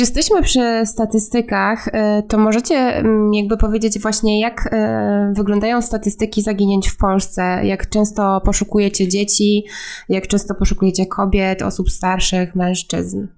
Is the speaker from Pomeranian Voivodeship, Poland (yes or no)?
yes; Gdańsk, Pomeranian Voivodeship, Poland; ja pochodzę z Gdańska i mieszkam w Gdańsku przez całe życie